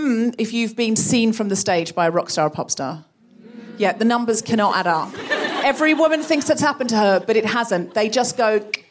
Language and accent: English; Australia; now in London, United Kingdom; I grew up in Australia